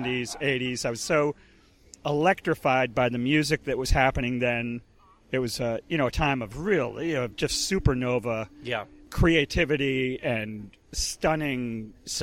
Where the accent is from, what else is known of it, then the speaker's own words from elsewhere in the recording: outside of New York, Connecticut, United States; now in Boston, United States; I grew up in Connecticut, outside of New York